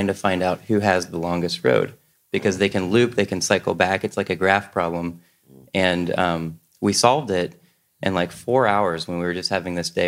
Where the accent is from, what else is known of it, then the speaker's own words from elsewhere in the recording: Cincinnati, Ohio, United States; I'm from Cincinnati, Ohio